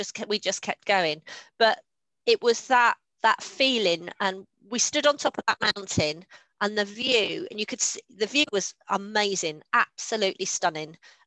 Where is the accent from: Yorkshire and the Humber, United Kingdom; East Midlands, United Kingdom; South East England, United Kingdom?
South East England, United Kingdom; Kent; moved away; I grew up in Kent